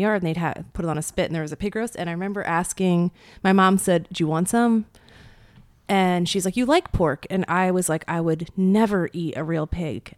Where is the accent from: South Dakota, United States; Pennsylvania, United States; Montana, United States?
Pennsylvania, United States; rural; I was born in Pennsylvania, rural Pennsylvania.